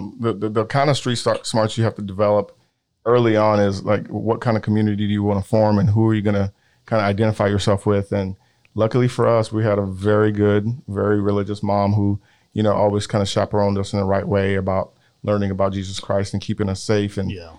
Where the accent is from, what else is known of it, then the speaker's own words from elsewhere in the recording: Nigeria; now in Houston, United States; I was born here in Houston, but at a very young age, my parents took me to Nigeria, where I grew up for about the latter part of the 6 years I was there.